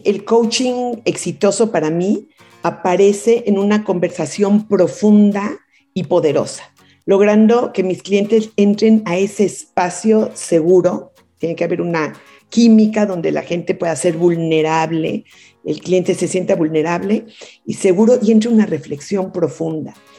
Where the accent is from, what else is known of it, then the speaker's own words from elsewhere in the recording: Mexico City, Mexico; also born or lived in Kingston, Ontario, Canada; a los cuatro años ya me vine a México a la Ciudad de México y aquí fue donde crecí